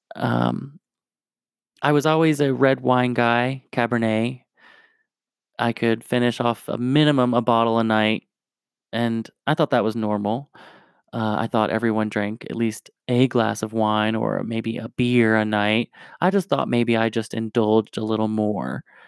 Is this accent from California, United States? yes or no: no; New Jersey, United States; also born or lived in Tennessee / Raleigh, North Carolina; now in Denver, United States; I was born in Tennessee, grew up in New Jersey, and I lived in Raleigh, North Carolina for a little bit